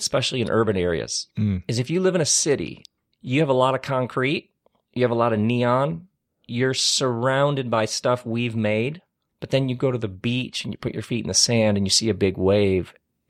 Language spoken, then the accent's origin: English; Lansing, Michigan, United States; I grew up in Lansing, Michigan, which was like where Oldsmobiles were made.